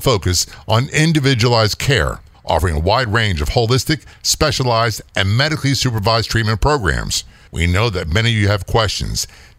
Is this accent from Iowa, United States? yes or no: no; New Jersey, United States; born there; You know, I grew up, I was born in Jersey. My dad was a career Navy man. We lived everywhere.